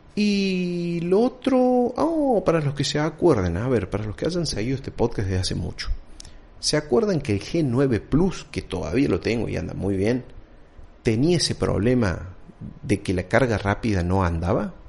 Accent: Argentina

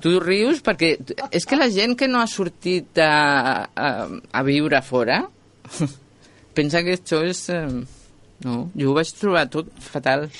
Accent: Madrid, Community of Madrid, Spain; now in Catalonia, Spain; jo sóc madrilenya

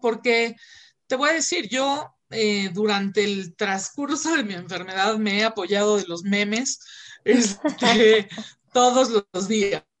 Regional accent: Mexico; aquí en México estamos

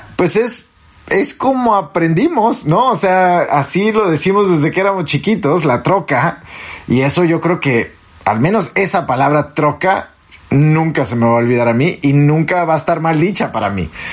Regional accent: Mexico; moved away as an adult; also born or lived in Chicago, United States; now in Washington, United States; soy fronterizo

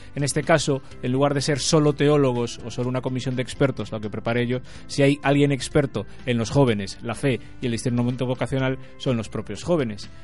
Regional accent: Rías Baixas, Galicia, Spain; nosotros los que somos de las Rías Baixas

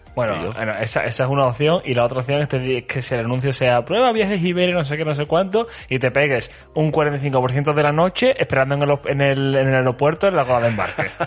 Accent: Andalusia, Spain; moved away; Yo me voy a ir al sur, a mi tierra

